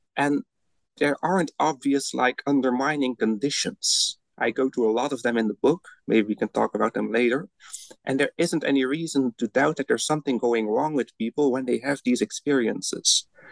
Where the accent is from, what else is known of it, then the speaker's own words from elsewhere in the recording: Belgium; moved away as an adult; now in Netherlands; I'm originally from Belgium, where I studied first, and then I moved to the Netherlands to get my PhD